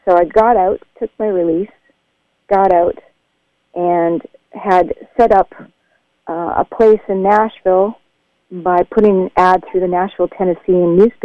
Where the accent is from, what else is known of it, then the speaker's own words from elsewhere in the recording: Churchbridge, Saskatchewan, Canada; moved away as an adult; I went back to my hometown of Churchbridge, Saskatchewan